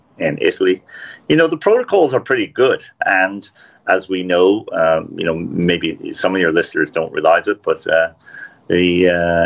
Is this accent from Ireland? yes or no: yes; Ireland; as an Irishman